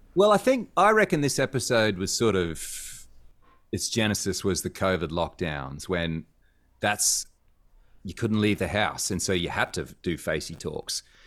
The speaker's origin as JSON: {"language": "English", "town": "Cairns", "region": "Queensland", "country": "Australia", "tie": "born or raised there", "said": "I grew up in Cairns, um, North Queensland, which is a smaller city."}